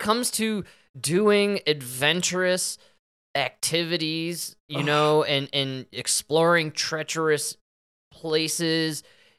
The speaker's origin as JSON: {"language": "English", "town": "Chicago", "region": "Illinois", "country": "United States", "tie": "born or raised there", "moved": "yes", "lives_now": "Colorado, United States", "said": "we're from Chicago and we grew up when Oprah was fat."}